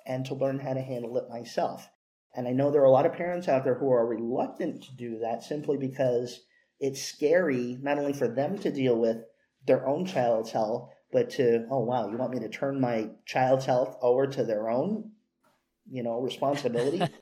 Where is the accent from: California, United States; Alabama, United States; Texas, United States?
California, United States; moved from L.A. around age six; also born or lived in Los Angeles, California; when I moved to my my current town, my hometown uh, from L.A.